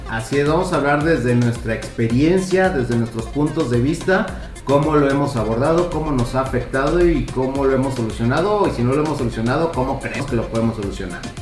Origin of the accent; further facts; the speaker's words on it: Tijuana, Baja California, Mexico; hace muchos años en mi infancia, cuando vivía en Tijuana con mis papás